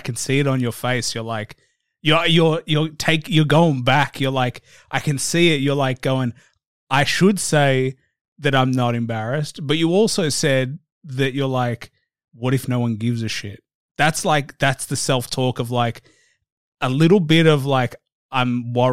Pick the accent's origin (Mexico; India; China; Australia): Australia; me being Australian